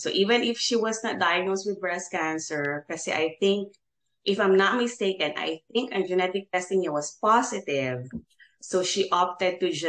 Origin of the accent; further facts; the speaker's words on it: General Santos, Soccsksargen, Philippines; moved away as an adult; now in Houston, United States; Um, I'm originally from General Santos City. So um, not really Bisaya, but I talk Bisaya, my parents are mm. Tagalog. Um, and then we came to Houston way back in 2013.